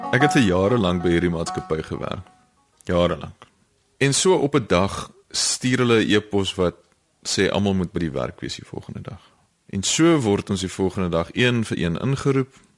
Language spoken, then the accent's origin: Afrikaans; South Africa; ons mans in Suid-Afrika dog so groot geword